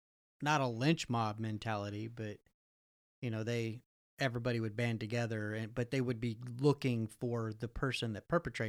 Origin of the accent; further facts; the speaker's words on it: Canada; growing up in South Canada, we'll call it